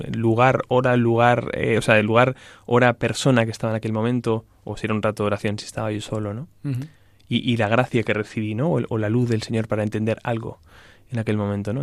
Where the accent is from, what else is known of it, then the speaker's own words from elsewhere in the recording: Salamanca, Castile and León, Spain; yo soy de Salamanca, em, de una familia que creyente